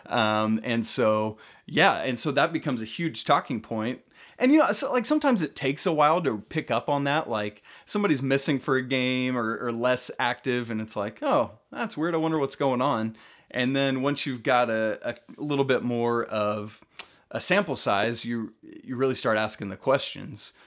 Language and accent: English; Atlanta, Georgia, United States; I grew up in Atlanta